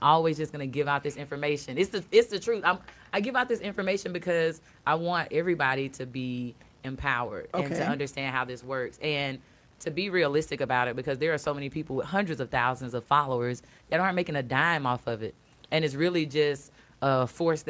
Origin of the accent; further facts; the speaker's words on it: Washington County, Alabama, United States; moved away as an adult; now in Atlanta, United States; I am from Washington County, Alabama, a little bit north of Mobile, the boonies